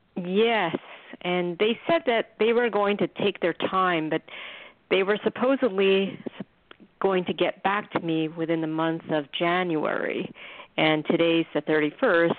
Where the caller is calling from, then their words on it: New York, United States; I'm calling from New York